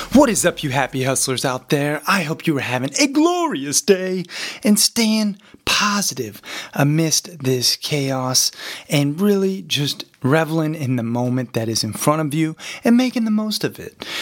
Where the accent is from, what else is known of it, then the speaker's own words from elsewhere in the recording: Montana, United States; growing up in Montana